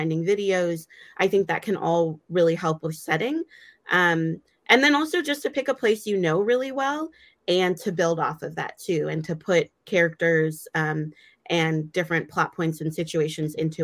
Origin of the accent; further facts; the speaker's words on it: Michigan, United States; moved away; I grew up partially in Michigan